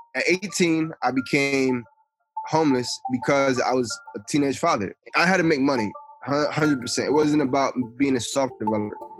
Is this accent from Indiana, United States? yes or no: no; Atlantic City, New Jersey, United States; moved away as an adult; also born or lived in New York; now in Nebraska, United States; I'm from Atlantic City, New Jersey. As a kid, I was involved in a number of things. I think uh, growing up in New Jersey